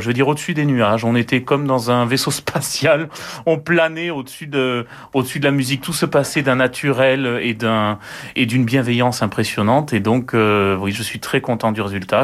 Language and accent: French; France; Nous sommes que des Français